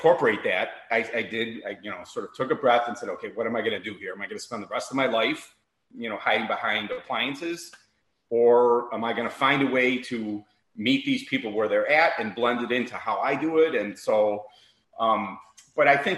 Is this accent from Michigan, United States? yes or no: no; Chicago, Illinois, United States; also born or lived in Miami; now in Naples, United States; I'm born and raised in Chicago.